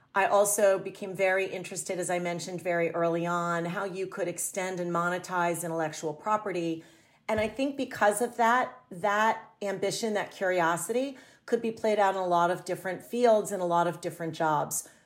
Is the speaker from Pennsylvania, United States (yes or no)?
yes; a small town outside of Philadelphia, Pennsylvania, United States; moved away as an adult; also born or lived in New York City; I moved to New York City from a small town that I grew up in outside of Philadelphia